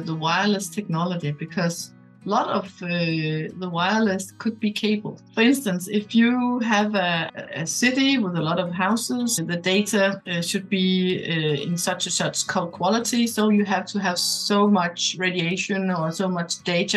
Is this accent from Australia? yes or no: no; Denmark; I'm from Denmark.